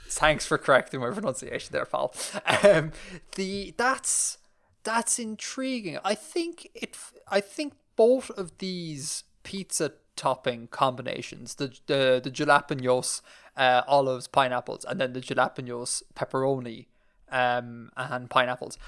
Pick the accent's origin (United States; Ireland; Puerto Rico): Ireland